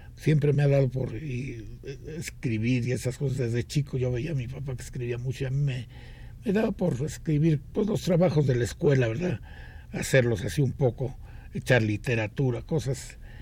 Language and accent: Spanish; Mexico City, Mexico; also born or lived in Villa de Guadalupe, Mexico City; nací aquí en, lo que entonces era un pueblito muy bonito que se llamaba Tlalpan